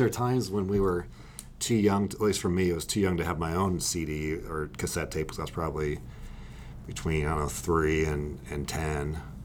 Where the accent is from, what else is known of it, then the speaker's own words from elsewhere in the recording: California, United States; I grew up in California as well.